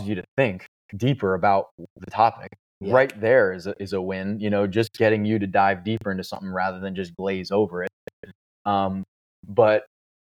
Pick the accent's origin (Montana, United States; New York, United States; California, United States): New York, United States; I live in New York and I grew up surfing in New York.